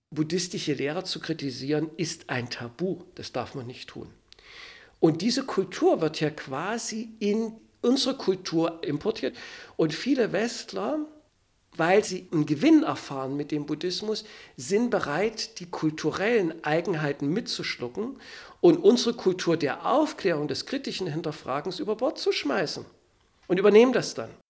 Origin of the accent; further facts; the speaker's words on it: Germany; also born or lived in Gotha; now in Berlin, Germany; Ich komme aus der DDR